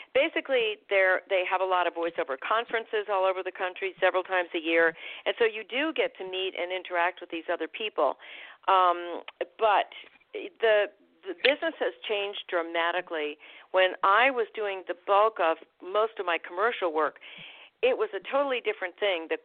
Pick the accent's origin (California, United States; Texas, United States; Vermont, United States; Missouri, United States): Vermont, United States; born there; accent: New England; also born or lived in Boston / Providence / upstate New York; So I was born in Vermont. I lived outside of Boston, and then I lived outside of Providence, and then I moved to upstate New York, which was very fortunate for a person who was going to ultimately be a voice actor because I had a very thick New England accent.